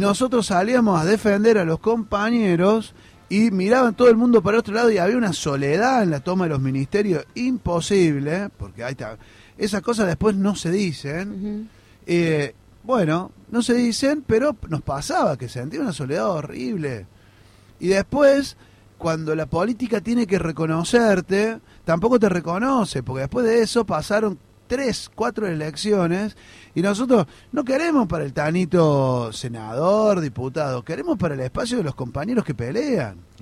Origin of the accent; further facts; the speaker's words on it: Córdoba, Argentina; Yo soy cordobés